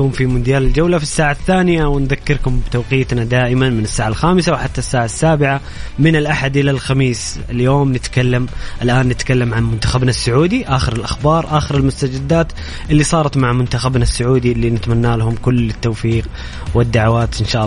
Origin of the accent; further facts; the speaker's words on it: Egypt; also born or lived in Jeddah, Saudi Arabia; now in Saudi Arabia; انا مصري مقيم في السعوديه مواليد جده 85